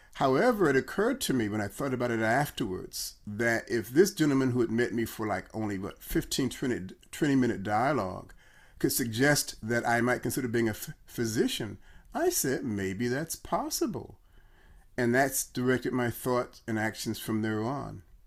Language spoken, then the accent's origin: English; Chicago, Illinois, United States; I'm from Chicago